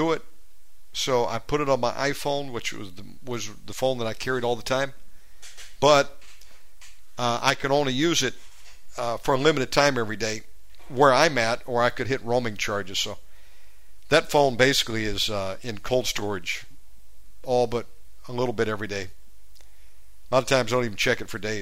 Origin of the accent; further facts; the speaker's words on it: United States; moved away; I have to maintain a USA phone number as an American